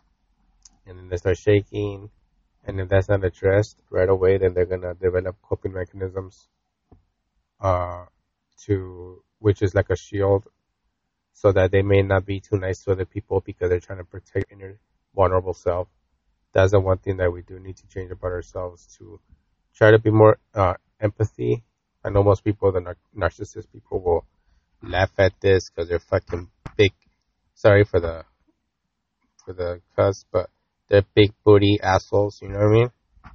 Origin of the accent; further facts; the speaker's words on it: United States; growing up in America